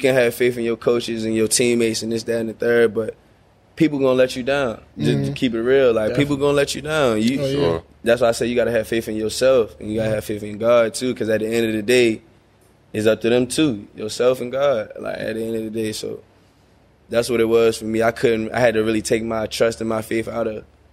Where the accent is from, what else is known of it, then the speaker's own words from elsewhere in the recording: Baltimore, Maryland, United States; moved away as an adult; also born or lived in Louisiana; I'm from Baltimore. Y'all ain't never seen a Baltimore kid before